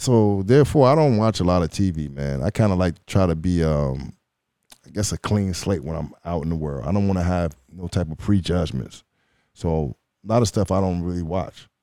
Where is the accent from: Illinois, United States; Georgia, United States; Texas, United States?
Illinois, United States; Chicago; Shout out to Illinois, man. That's my, um, home state. You know, I'm from Chicago